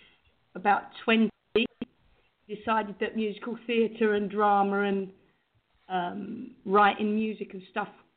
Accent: London, United Kingdom; I was born and raised in London, East London, Whitechapel

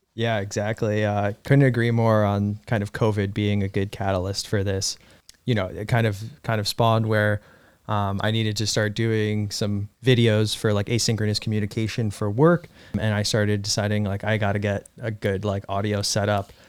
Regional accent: Irvington, New York, United States; also born or lived in Russia; I grew up in Irvington, New York

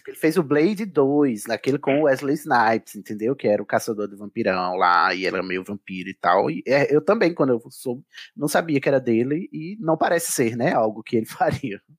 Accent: Brazil; a gente, enquanto brasileiro

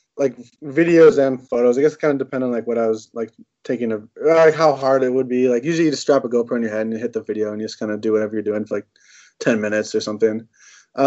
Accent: Roseville, Minnesota, United States; I grew up just right outside of St. Paul in Roseville

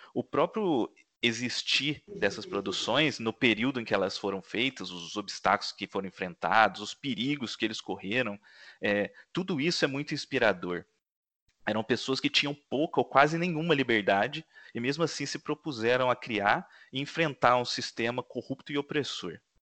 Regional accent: Minas Gerais, Brazil; moved away; Eu estive em Minas Gerais, é, passei o fim de semana lá na minha cidade

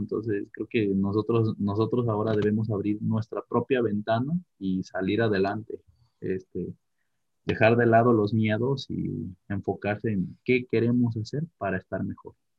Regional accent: Mexico; tenemos como como mexicanos

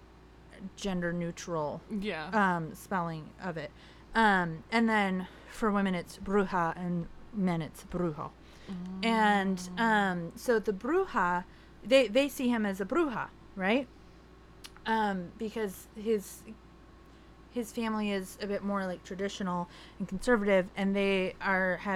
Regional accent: Riverside, California, United States; I grew up in Riverside, California, in a Mexican household and Mexican American

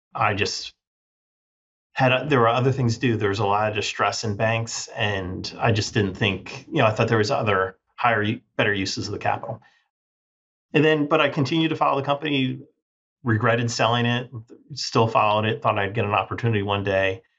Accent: Northern Virginia, United States; I grew up in Northern Virginia

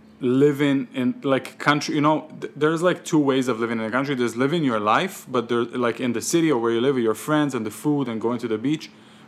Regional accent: Israel; English is a second language; also born or lived in Ukraine / New York; now in Tucson, United States; I'm Ukrainian, but I grew up on Israeli Sephardic street food.

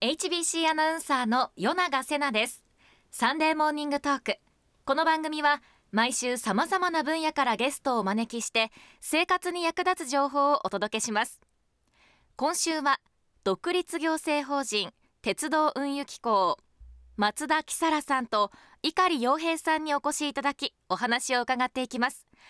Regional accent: Hokkaido, Japan; 私たち道民は

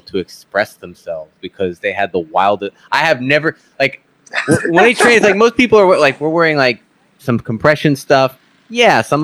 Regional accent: Northeast, United States; moved away; I grew up in the Northeast where it was, I mean, the bugs are so bad that you actually said there's a bug season

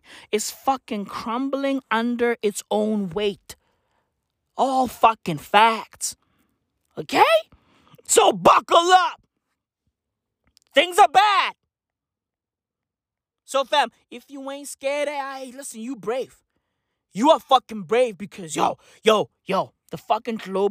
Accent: South Africa; as a South African

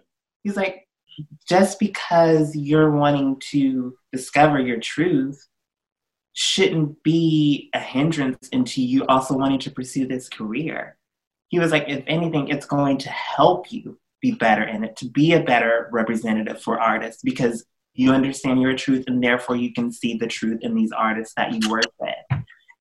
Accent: Augusta, Georgia, United States; moved away; also born or lived in New York; I was born and raised in Augusta, Georgia. I'm from the South.

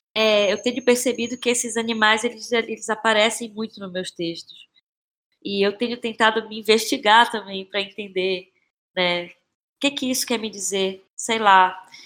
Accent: Belém, Pará, Brazil; now in São Paulo, Brazil; Eu sou de Belém

